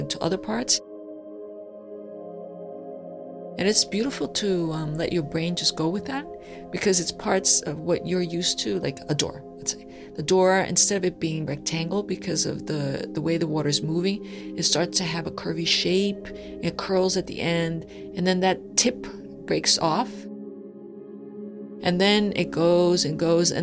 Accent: Brazil; I was born in Brazil.

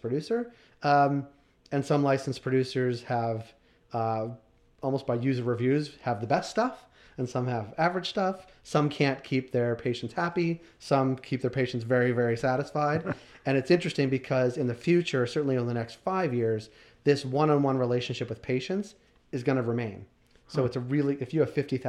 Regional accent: Boston, Massachusetts, United States; moved away; also born or lived in Toronto; I'm from Boston

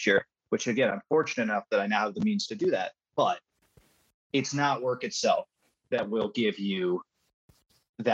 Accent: Midwest, United States; I was born in Midwest

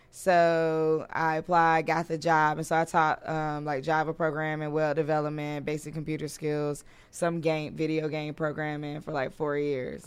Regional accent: Durham, North Carolina, United States; moved away as an adult; now in Washington, D.C., United States; I'm from North Carolina originally

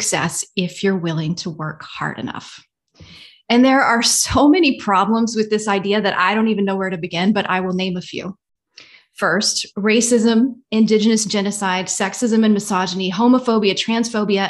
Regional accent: Georgia, United States; I grew up in Georgia. I was raised a Southern Baptist

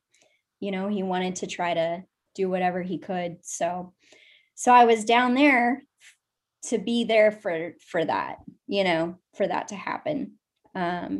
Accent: Fort Worth, Texas, United States; moved away as an adult; also born or lived in Boston / Austin, Texas; now in New Hampshire, United States; I grew up in Fort Worth, Texas

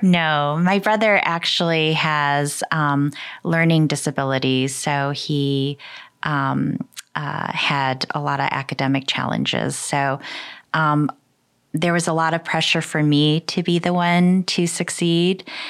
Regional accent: Michigan, United States; also born or lived in Seoul, South Korea; I was born in Seoul, Korea. I moved to uh, Michigan when I was three years old. Uh, I grew up in Michigan.

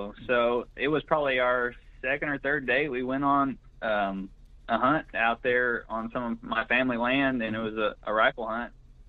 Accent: Greenfield, Oklahoma, United States; I'm originally from Blaine County. That's in the northwest part of the state, about 60 miles northwest of Oklahoma City, a little town called Greenfield. Went to high school in Watonga, just north of there.

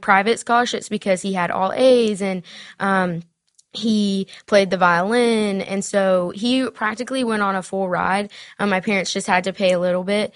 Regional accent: Spartanburg, South Carolina, United States; accent: Southern; also born or lived in Mexico; I grew up in Smartburg, South Carolina.

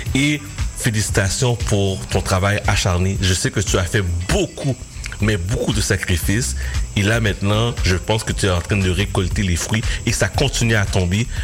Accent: Repentigny, Quebec, Canada; j'arrive à Repentini, dans mon patelin

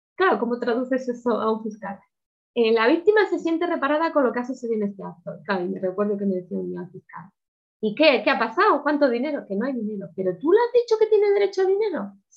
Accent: Spain; en España

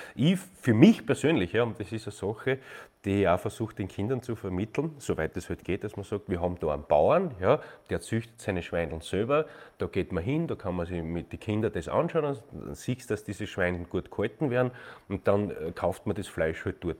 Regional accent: Austria; ich bin ein Österreicher

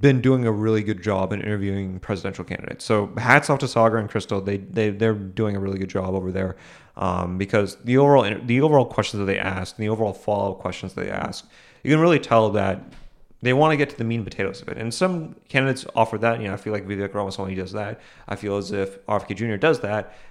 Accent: Boston, Massachusetts, United States; I grew up in Boston.

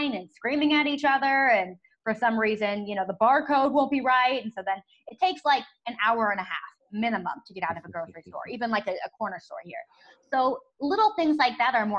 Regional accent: San Francisco Bay Area, California, United States; moved away as an adult; now in Tel Aviv, Israel; I was born and raised in the San Francisco Bay Area, and then I moved to Tel Aviv when I graduated from college.

